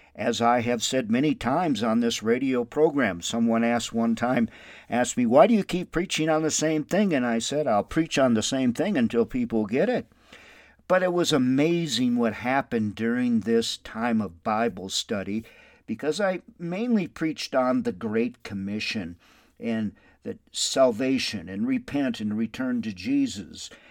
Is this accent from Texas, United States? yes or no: no; Windom, Minnesota, United States; now in Albuquerque, United States; My hometown is Wyndham, Minnesota